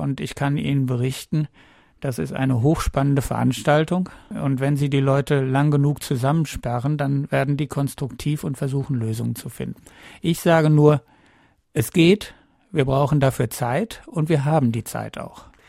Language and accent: German; Northern Germany, Germany; Ich komme aus Norddeutschland